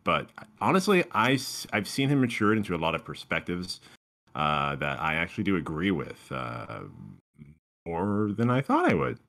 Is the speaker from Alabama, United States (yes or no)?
no; California, United States; moved away as an adult; also born or lived in Florida; Born and raised in California.